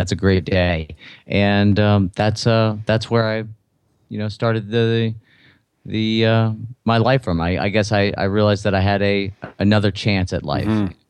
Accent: Louisiana, United States; And I'm from Southern Louisiana. You can't tell from my accent, but, you know, so family and dinner, supper is really, really important.

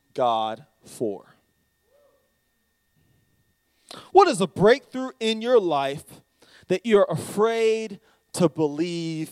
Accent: United States; also born or lived in Charlotte, North Carolina; now in Greer, United States; I'm American

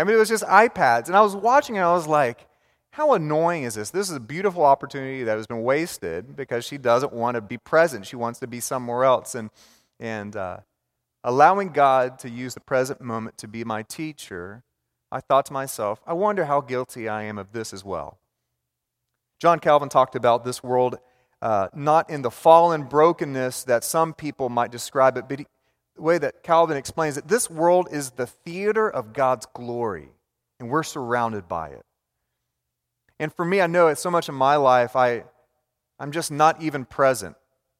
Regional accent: Richardson, Texas, United States; I grew up in North Dallas in Richardson, just bordering this big city of Dallas.

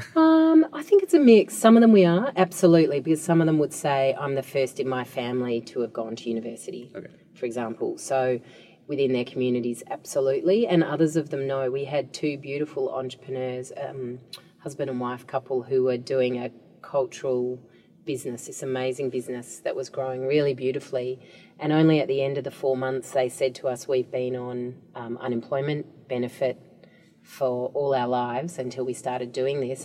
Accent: Australia; as an Australian

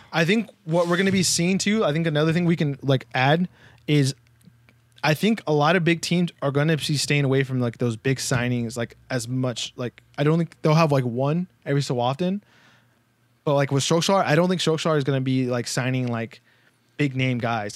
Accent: United States; We're two American boys

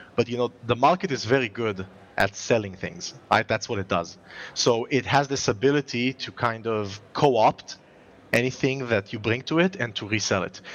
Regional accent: Israel; if I as an Israeli

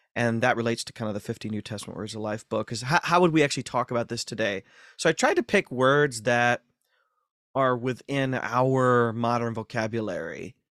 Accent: Ashland, Ohio, United States; moved away; Born and raised in Ashland, Ohio, North Central Ohio

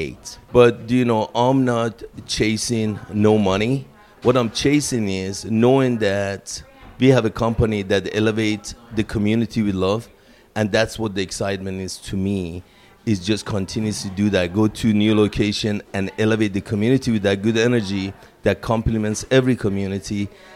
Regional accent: Iran; now in Seattle, United States; I'm originally from Iran, and I came to U.S. in 1979.

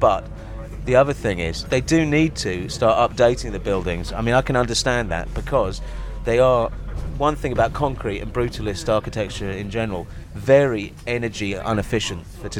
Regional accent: London, United Kingdom; also born or lived in Haringey; I grew up round here in Kilburn.

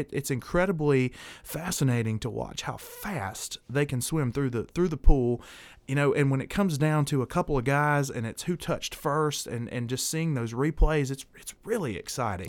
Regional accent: the South, Southern United States, United States; I'm a Southerner

